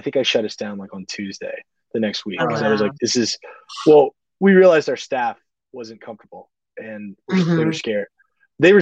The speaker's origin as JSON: {"language": "English", "town": "Mobile", "region": "Alabama", "country": "United States", "tie": "born or raised there", "also_born_or_lived": "New York / Nashville", "moved": "yes", "said": "I grew up in Mobile, and I grew up on this food"}